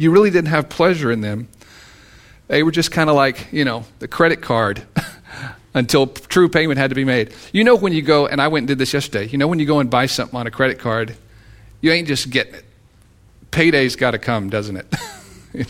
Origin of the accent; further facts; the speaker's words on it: Texas, United States; I'm from Texas